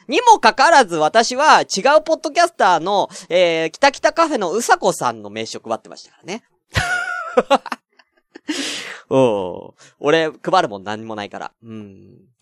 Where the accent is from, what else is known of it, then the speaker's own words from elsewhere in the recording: Tokyo, Japan; 僕は全然東京出身ですって